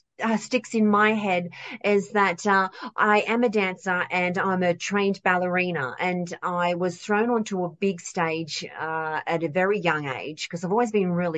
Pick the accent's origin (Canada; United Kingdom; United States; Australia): Australia; I'm from Australia. I'm an Aussie country kid